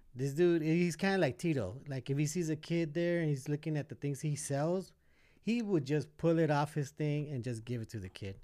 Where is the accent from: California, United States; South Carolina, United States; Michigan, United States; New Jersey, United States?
California, United States; Los Angeles; also born or lived in Boyle Heights, Los Angeles; majority of my life, I was growing up in East